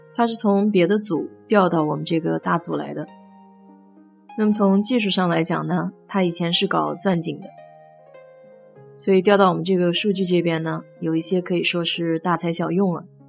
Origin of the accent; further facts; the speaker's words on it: China; now in United States; 我们中国人